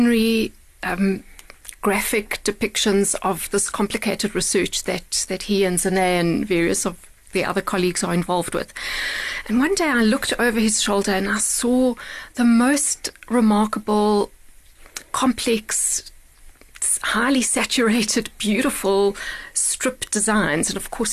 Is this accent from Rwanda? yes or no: no; Bulawayo, Zimbabwe; now in Johannesburg, South Africa; based in Bulawayo, which is, you're right, where I was born and raised